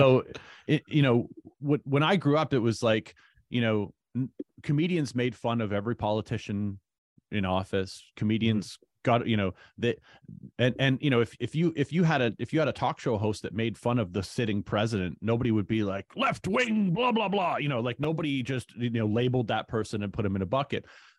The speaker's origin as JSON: {"language": "English", "town": "Hamilton", "region": "Ontario", "country": "Canada", "tie": "born or raised there", "said": "I grew up in Hamilton."}